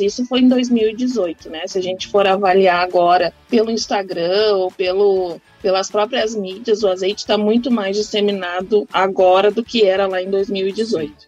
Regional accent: Bagé, Rio Grande do Sul, Brazil; eu sou de Bagé, Rio Grande do Sul

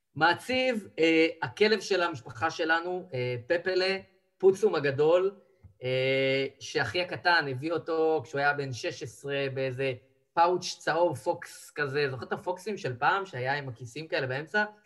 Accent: Israel; אנחנו כישראלים

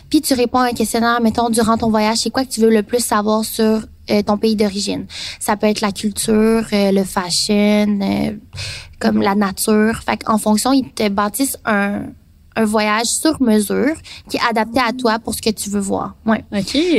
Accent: Taiwan; Puis dans mon cas, moi, je viens de Taïwan, qui fait partie de la Chine.

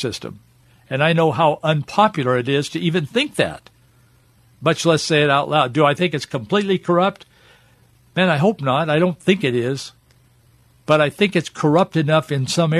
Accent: United States; I grew up in America

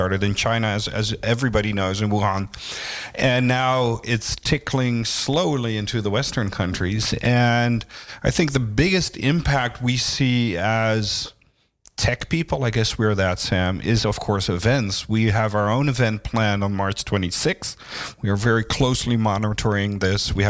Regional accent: Amsterdam, North Holland, Netherlands; I've been living most of my life here in Amsterdam.

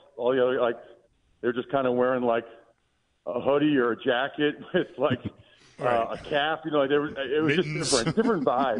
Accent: Pennsylvania, United States; I'm from Eastern Pennsylvania, or yeah. East Central Pennsylvania

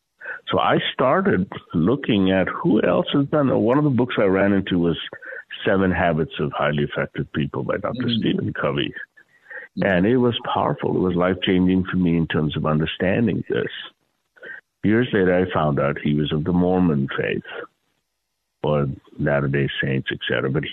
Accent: Mandalay, Mandalay Region, Myanmar; born there; also born or lived in India; So, I was born in Burma, Mandalay, youngest of seven kids. Find myself next in India. My dad had come back to India from Burma for whatever reason.

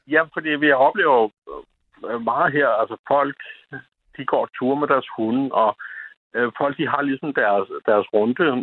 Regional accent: Lolland, Zealand, Denmark; jeg var født og opvokset på Lolland

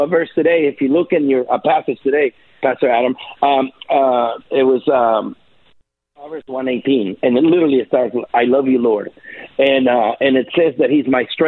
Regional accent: El Salvador; now in United States; I'm from El Salvador

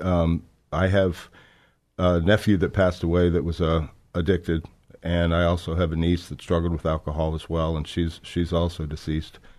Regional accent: South Florida, United States; I was born in, uh, South Florida. I was born and raised there

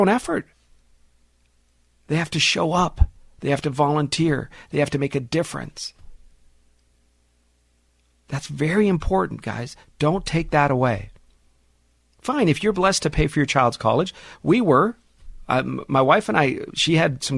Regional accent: Los Angeles, California, United States; I'm a teenager, 15, 16 years old, growing up in the San Fernando Valley

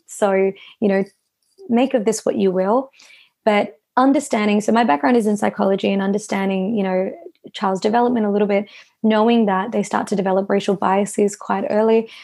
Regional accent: Melbourne, Victoria, Australia; I was born and raised here. Mum and dad moved over from India

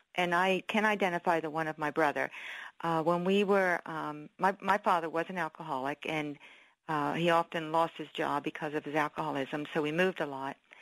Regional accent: Philadelphia, Pennsylvania, United States; I was born in Philadelphia. We were raised around Philadelphia

